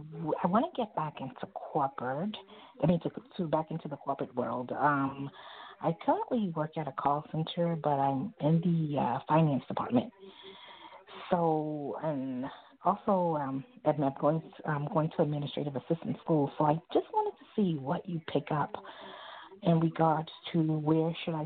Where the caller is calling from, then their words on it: New York City, New York, United States; I'm calling from New York City.